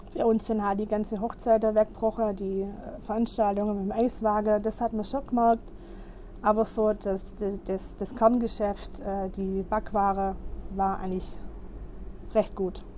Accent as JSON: {"language": "German", "country": "Germany", "said": "bei uns in Deutschland"}